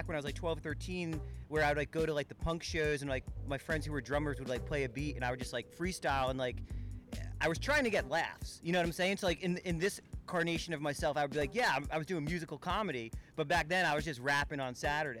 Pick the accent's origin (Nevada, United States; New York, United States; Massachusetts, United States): New York, United States; also born or lived in Vermont; I'm from New York originally and actually started surfing in New York and then got really into snowboarding.